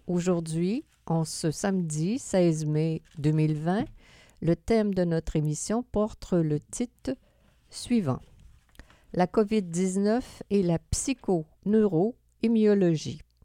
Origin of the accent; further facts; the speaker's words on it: Quebec City, Quebec, Canada; comme on est de Québec